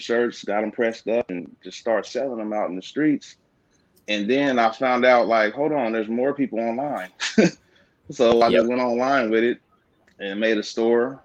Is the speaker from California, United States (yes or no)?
yes; Stockton, California, United States; I'm from Stockton, California